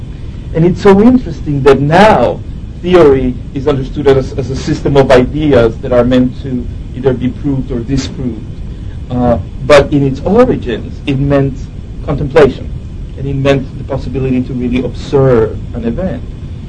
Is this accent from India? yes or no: no; Venezuela; English is a second language; moved away as an adult; now in New York, United States; here I was coming from Venezuela, and I arrived in New York